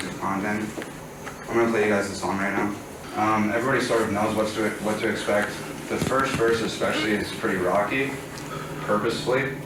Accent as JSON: {"language": "English", "country": "Canada", "moved": "yes", "lives_now": "United States", "said": "I'm Canadian, okay? So the social climate in Canada, in terms of, like, race relations and that type of thing, is completely different than it is here in America."}